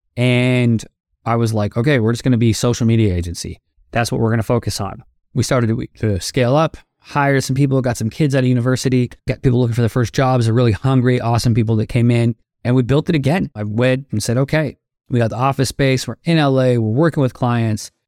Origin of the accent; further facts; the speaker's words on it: Toronto, Ontario, Canada; moved away as an adult; also born or lived in Florida, United States; now in Los Angeles, United States; I am a Canadian, now also an American